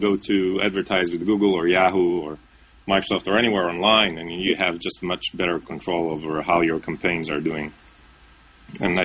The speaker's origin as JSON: {"language": "English", "country": "Israel", "moved": "as an adult", "lives_now": "New York, United States", "said": "I'm originally from Israel and I live now in New York"}